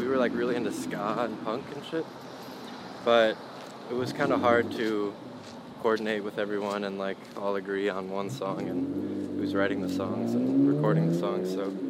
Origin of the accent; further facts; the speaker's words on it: St. Louis, Missouri, United States; also born or lived in Evanston, Illinois; Well, I was born in Evanston, outside of Chicago, but moved to Chicago when I was, or moved to St. Louis when I was like 6 months.